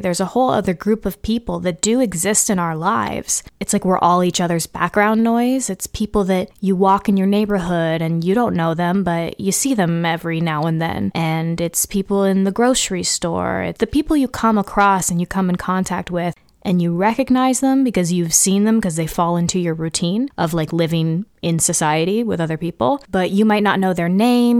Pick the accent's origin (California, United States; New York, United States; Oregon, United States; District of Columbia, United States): California, United States; growing up in California